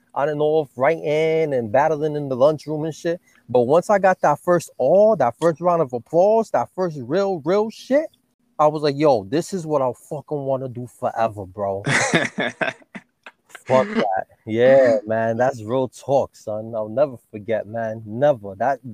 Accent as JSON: {"language": "English", "town": "New York City", "region": "New York", "country": "United States", "tie": "born or raised there", "also_born_or_lived": "Florida / Brooklyn", "said": "West Farms in East Tremont. I was raised in Daly Avenue. You know what I'm saying? I lived in West Farms, you know what I'm saying, for most of my life, man."}